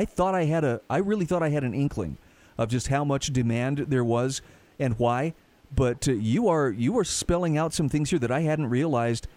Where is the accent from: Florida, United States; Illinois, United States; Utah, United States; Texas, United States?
Utah, United States; my home state of Utah